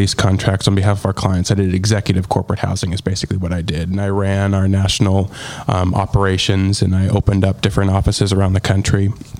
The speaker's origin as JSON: {"language": "English", "area": "Pacific Northwest", "region": "Washington", "country": "United States", "tie": "born or raised there", "moved": "as an adult", "lives_now": "Nashville, United States", "said": "I grew up in the Pacific Northwest."}